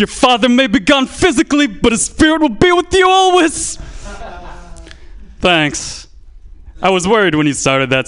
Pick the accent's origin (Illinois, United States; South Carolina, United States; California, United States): California, United States; Santa Clara; I am from Santa Clara. I grew up here.